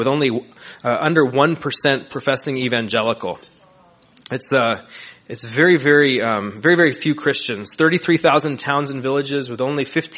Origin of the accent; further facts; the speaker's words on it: Southern California, United States; I'm Italian-American. I grew up here in Southern California